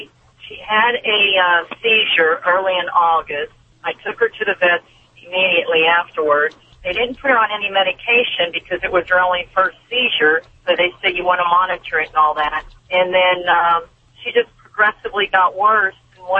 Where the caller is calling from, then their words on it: Arcadia, California, United States; Arcadia, Pasadena area, California.